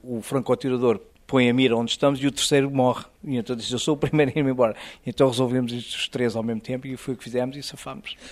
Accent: Azores, Portugal; moved away as an adult; also born or lived in Lebanon / Egypt / Israel; now in United States; eu sou açoriano

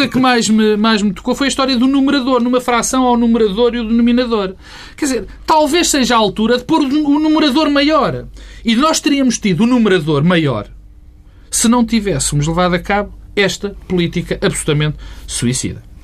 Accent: Portugal; Sou português, porque vivo aqui

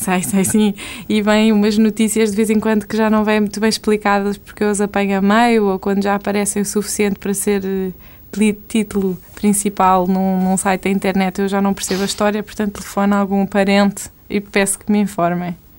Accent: Portugal; moved away as an adult; now in Brazil; eu sou portuguesa

